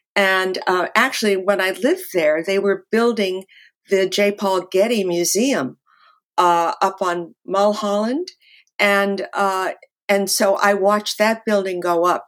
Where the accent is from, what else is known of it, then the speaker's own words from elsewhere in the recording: Los Angeles, California, United States; moved away as an adult; also born or lived in New York; I grew up actually in the Hollywood Hills